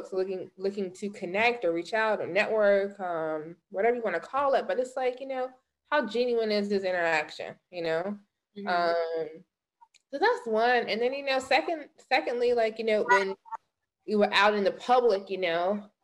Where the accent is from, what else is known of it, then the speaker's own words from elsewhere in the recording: the South, United States; moved away as an adult; also born or lived in North Carolina; now in Los Angeles, United States; I'm from the South, so my mama and grandmama taught me how to really spot bullshit